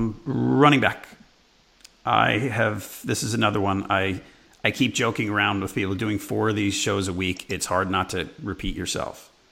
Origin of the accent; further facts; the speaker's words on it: New York, United States; It's a bunch of guys I grew up with in New York